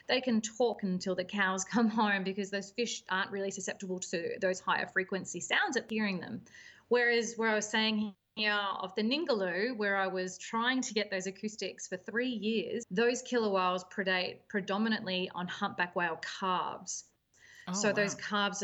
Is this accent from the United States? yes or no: no; Melbourne, Victoria, Australia; moved away as an adult; also born or lived in Western Australia; I originally grew up in Melbourne on Port Phillip Bay